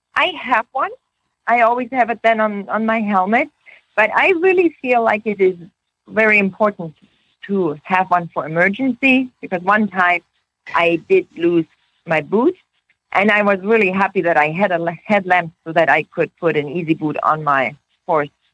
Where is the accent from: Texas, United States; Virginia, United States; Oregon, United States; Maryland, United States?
Oregon, United States; We are from Oregon